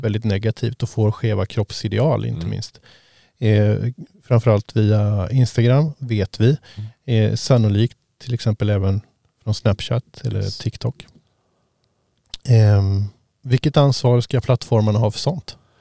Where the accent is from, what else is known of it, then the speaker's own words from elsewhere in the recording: Sweden; jag som svensk